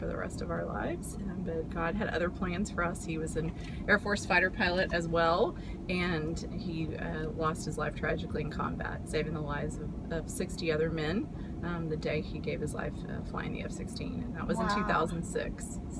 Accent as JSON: {"language": "English", "town": "San Antonio", "region": "Texas", "country": "United States", "said": "I'm from San Antonio."}